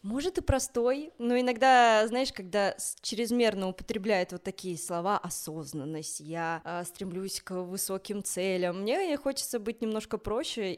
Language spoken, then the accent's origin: Russian; Minsk, Belarus; now in Moscow, Russia; я родилась э, в Минске, в Беларуси